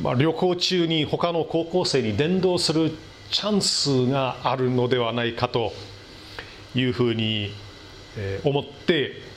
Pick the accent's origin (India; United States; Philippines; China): United States; Milwaukee, Wisconsin; moved away; 私の生まれ育ったミルウォーキー市内